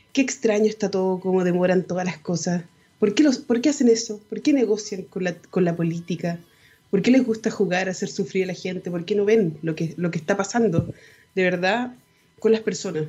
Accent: Chile; ciudadanos chilenos

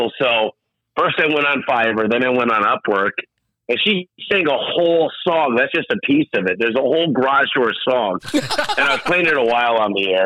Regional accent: Michigan, United States; moved away; also born or lived in Phoenix / Tucson; I'm from Michigan

